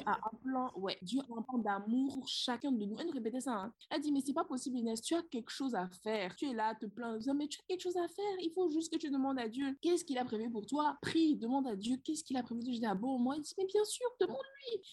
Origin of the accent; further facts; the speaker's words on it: Benin; moved away as an adult; also born or lived in London; C'est notre pays, le Bénin, c'est mon pays, le Bénin.